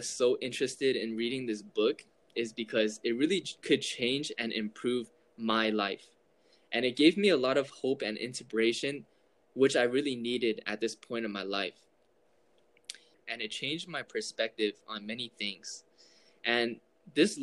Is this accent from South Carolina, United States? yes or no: no; Southern California, United States; I grew up in Southern California